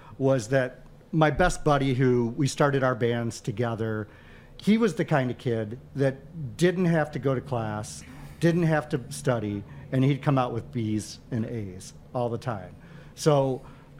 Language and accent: English; Livonia, Michigan, United States; I grew up in the sleepy little burg of Livonia